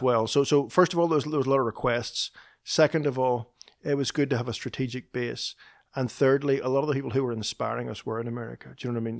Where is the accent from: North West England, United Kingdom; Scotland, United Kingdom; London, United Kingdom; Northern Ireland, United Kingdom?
Northern Ireland, United Kingdom; moved away as an adult; now in Nashville, United States; Kristen and I both grew up in the north of Ireland